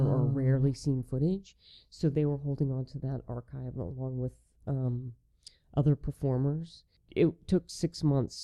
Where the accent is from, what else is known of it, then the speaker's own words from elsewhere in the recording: the South, United States; as someone who works in the film business, as a Southerner